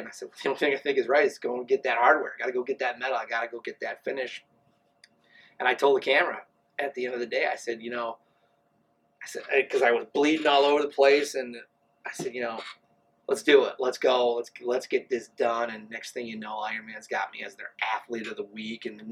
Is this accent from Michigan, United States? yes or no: yes; Flint, Michigan, United States; I'm from Flint